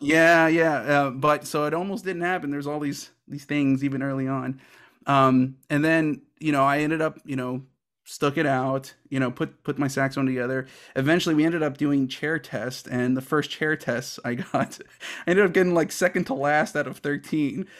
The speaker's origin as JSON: {"language": "English", "town": "Houston", "region": "Texas", "country": "United States", "tie": "born or raised there", "also_born_or_lived": "Chicago / Kentucky / Oklahoma", "moved": "as an adult", "said": "I'm originally from Houston, Texas, and I started saxophone in the sixth grade in 1994"}